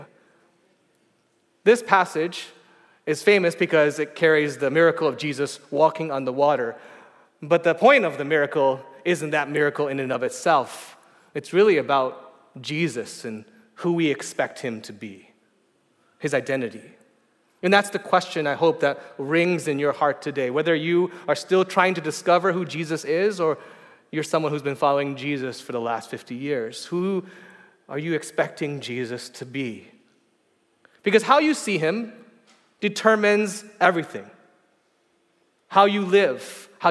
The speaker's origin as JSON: {"language": "English", "area": "outside of Detroit", "region": "Michigan", "country": "United States", "tie": "born or raised there", "moved": "yes", "lives_now": "San Francisco, United States", "said": "I grew up outside of Detroit"}